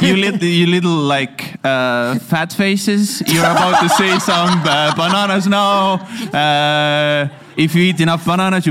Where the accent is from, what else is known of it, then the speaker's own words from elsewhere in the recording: Estonia; English is a second language; moved away; From Estonia boy comes to America